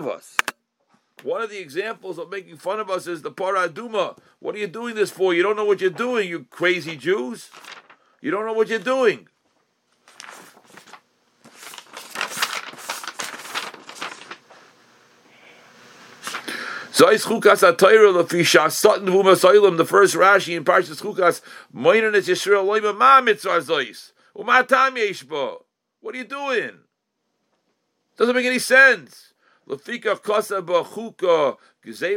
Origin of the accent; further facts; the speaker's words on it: United States; as an American on both sides, with grandparents who lived in America, and great-grandparents who lived in America